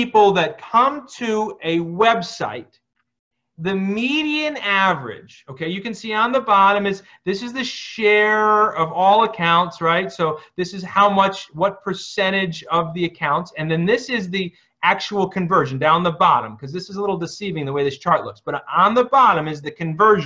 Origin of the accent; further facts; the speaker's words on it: Scranton, Pennsylvania, United States; moved away as an adult; also born or lived in Phoenix, Arizona; I'm from Scranton